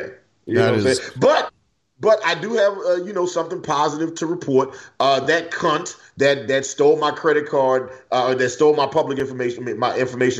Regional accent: the South, United States; I grew up in the South. I'm used to racism.

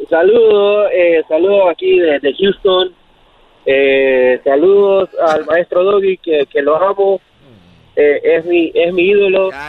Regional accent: Uruguay; Eh, charrúa, charrúa.

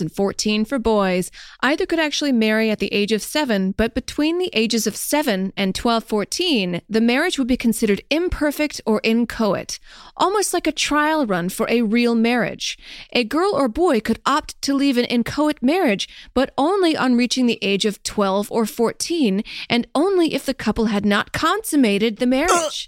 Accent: the South, United States; I'm from the South

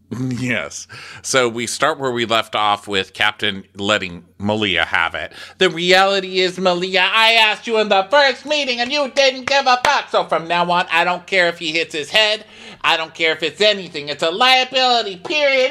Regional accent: Texas, United States; I'm from Texas.

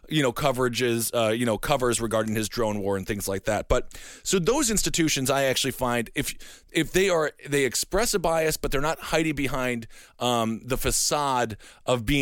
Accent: Wisconsin, United States; I'm from Wisconsin.

